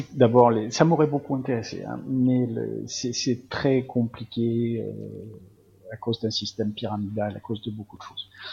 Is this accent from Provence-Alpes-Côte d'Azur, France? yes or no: yes; Marseille, Provence-Alpes-Côte d'Azur, France; also born or lived in Algeria; je suis, d'origine pied-noir, mais évidemment, je suis pas resté très longtemps, donc sinon je suis un vrai Marseillais